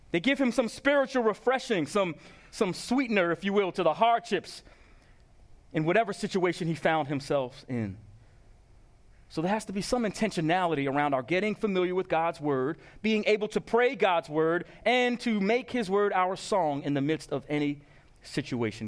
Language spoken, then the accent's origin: English; Long Island, New York, United States; moved away; my hometown of Long Island